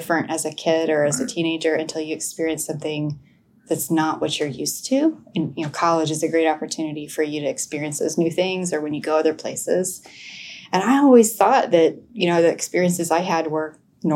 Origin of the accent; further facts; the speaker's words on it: Tulsa, Oklahoma, United States; moved away as an adult; also born or lived in Stillwater, Oklahoma; now in Fort Worth, United States; I grew up in Tulsa, Oklahoma and had an amazing educational experience